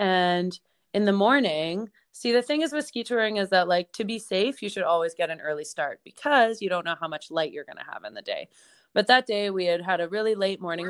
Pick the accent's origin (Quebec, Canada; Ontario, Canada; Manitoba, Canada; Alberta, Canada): Alberta, Canada; Banff; moved away as an adult; also born or lived in Vancouver, British Columbia; now in Nelson, Canada; I grew up in Banff, Alberta. Um, that's my hometown.